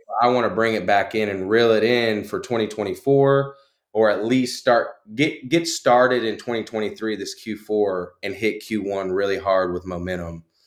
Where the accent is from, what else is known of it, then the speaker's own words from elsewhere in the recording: Conroe, Texas, United States; born and raised in Conroe, Texas.